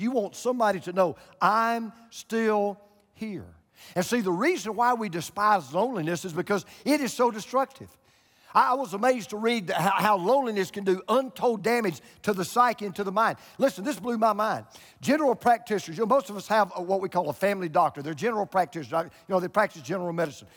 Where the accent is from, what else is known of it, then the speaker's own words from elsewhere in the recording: Georgia, United States; moved away as an adult; also born or lived in Florida; I moved from Georgia to Florida